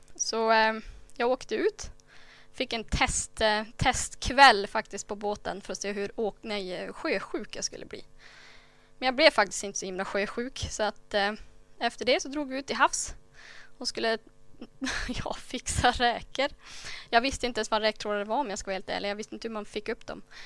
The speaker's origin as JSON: {"language": "Swedish", "town": "Myckelgensjö", "region": "Västernorrland County", "country": "Sweden", "tie": "born or raised there", "said": "jag föddes i Myckeljense för sådär 28 år sedan"}